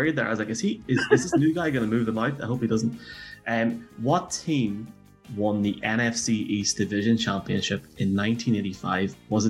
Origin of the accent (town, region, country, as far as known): Ireland; accent: Irish